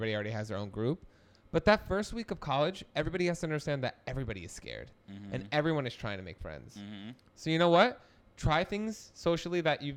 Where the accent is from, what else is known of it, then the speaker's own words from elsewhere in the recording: New Jersey, United States; moved away as an adult; I came from Jersey